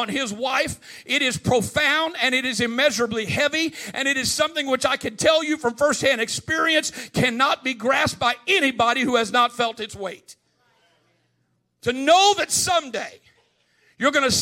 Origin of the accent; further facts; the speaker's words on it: Midwest, United States; I grew up in the Midwest